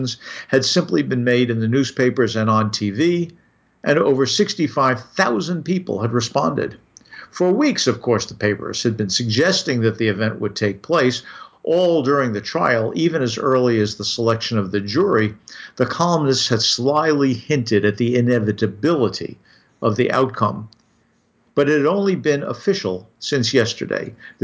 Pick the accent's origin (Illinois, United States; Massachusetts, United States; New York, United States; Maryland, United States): New York, United States; I grew up in New York